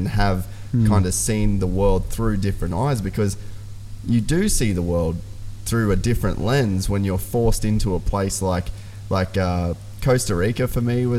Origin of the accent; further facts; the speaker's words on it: Cape York, Queensland, Australia; growing up in Cape York, I always had a real appreciation for small communities